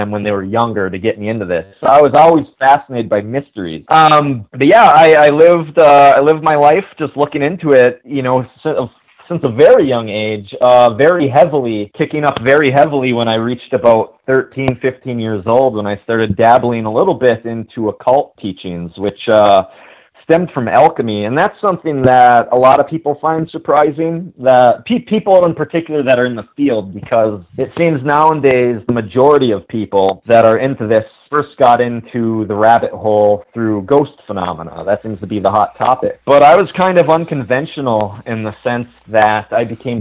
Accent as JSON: {"language": "English", "town": "Ironwood", "region": "Michigan", "country": "United States", "tie": "born or raised there", "said": "I'm from a very small town called Ironwood, Michigan. It's located at the very western tip of the Upper Peninsula that borders Wisconsin"}